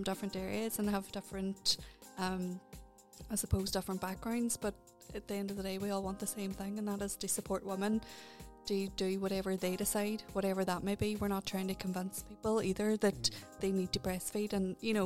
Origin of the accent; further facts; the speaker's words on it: Derry, Northern Ireland, United Kingdom; moved away as an adult; also born or lived in Antrim; I just moved back here to Derry from, I used to live in Antrim. So coming back in and still breastfeeding a two-year-old, and it was my hometown.